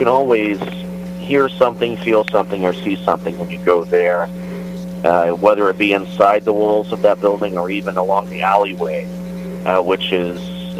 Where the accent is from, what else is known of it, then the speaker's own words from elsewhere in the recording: Waverly-Beaver area, Gibbons, Ohio, United States; also born or lived in Chillicothe, Ohio; I've lived in Chillicothe since 2000, but I was raised in the Waverly-Beaver area, a small little village called Gibbons.